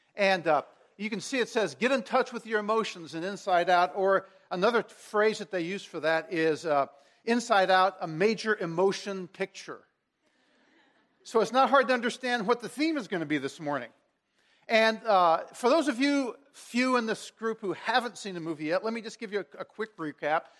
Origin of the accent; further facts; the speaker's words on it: Washington, District of Columbia, United States; I transferred back to my hometown, to Washington, D C, so I could work in the, the youth ministry of the church where I had grown up